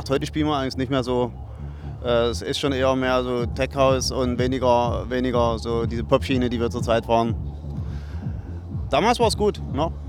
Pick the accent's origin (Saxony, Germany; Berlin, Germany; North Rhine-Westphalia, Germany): Saxony, Germany; Radeberg; wir kommen aus Radeberg. Das ist auch äh, richtig recherchiert von dir. Sehr, sehr gut. Und äh, ja, also Nähe von Dresden und da sind wir wirklich zu Hause